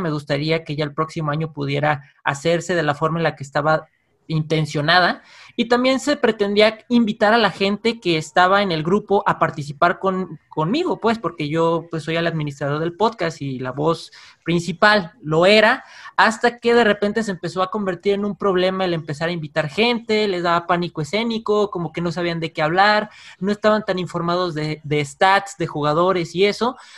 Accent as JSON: {"language": "Spanish", "region": "San Luis Potosí", "country": "Mexico", "moved": "as an adult", "lives_now": "Guadalajara, Mexico", "said": "Yo soy de San Luis Potosí"}